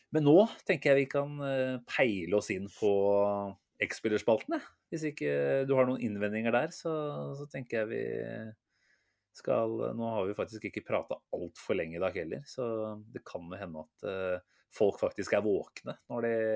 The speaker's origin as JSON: {"language": "Norwegian", "country": "Norway", "said": "vi, som nordmenn"}